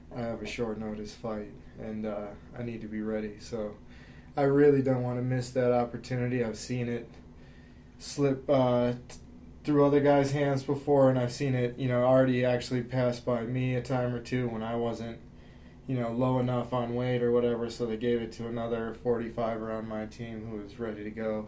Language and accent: English; Pueblo, Colorado, United States; that's my hometown